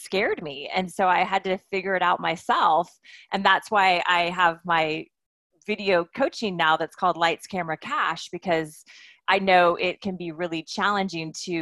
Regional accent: Wichita, Kansas, United States; now in Santa Monica, United States; I'm a Kansas girl. I grew up in Wichita

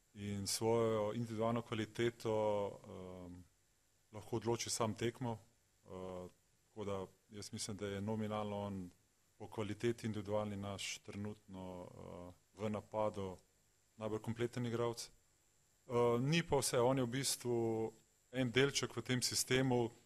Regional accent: Slovenia; Slovenci smo uh, zelo zahtevni

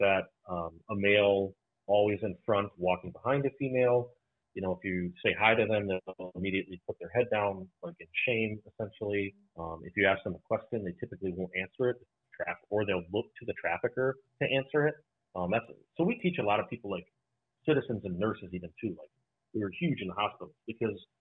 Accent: Irving, Texas, United States; now in Wisconsin, United States; I grew up in Irving, Texas

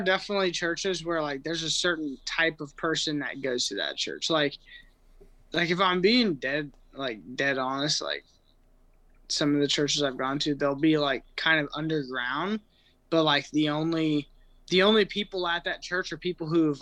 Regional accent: Austin, Texas, United States; I'm from Austin, Texas

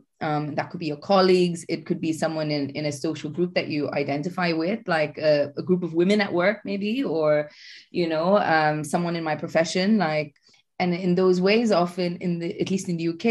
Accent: Chennai, Tamil Nadu, India; moved away as an adult; now in United Kingdom; I first moved here around now nearly 10 years ago from India. I'm used to hot weather. I come from Chennai

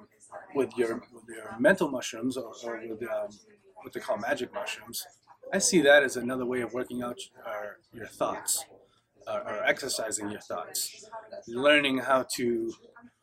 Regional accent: Portland, Maine, United States; I'm from Portland, Maine, and I'm a veteran.

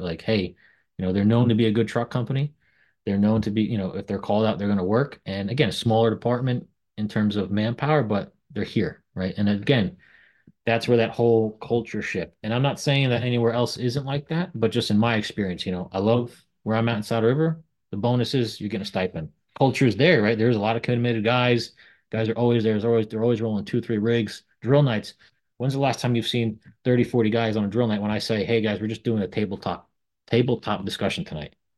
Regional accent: Sloatsburg, New York, United States; also born or lived in Suffern, New York; I grew up on top of a body shop in Sloatsburg

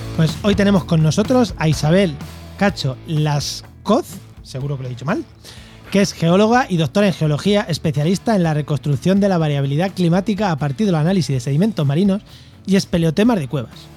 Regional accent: Castilla-La Mancha, Spain; now in Andalusia, Spain; Yo soy manchego

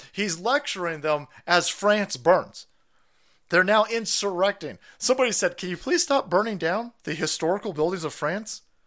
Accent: United States; I'm American

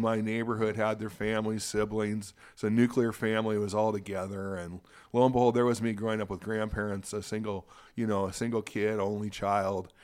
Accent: Spokane, Washington, United States; also born or lived in Seattle; I was born in Seattle, raised in Spokane, and, uh, this is my home

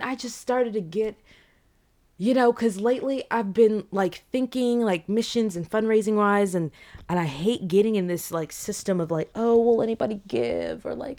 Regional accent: DR Congo; born there; I was born in Democratic Republic of the Congo, okay? I was born in the year 1999, and if you know anything about that year, okay, in Central and East Africa

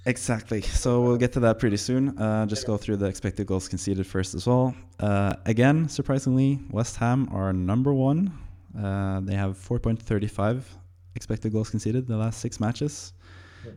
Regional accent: Norway; English is a second language; I'm Norwegian

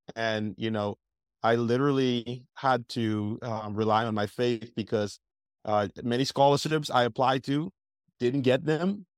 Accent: Bahamas; now in United States; I grew up in the Bahamas, uh, young island boy

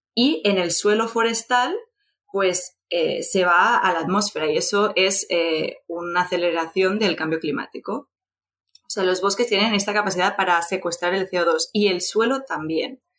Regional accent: Barcelona, Catalonia, Spain; soy de Barcelona

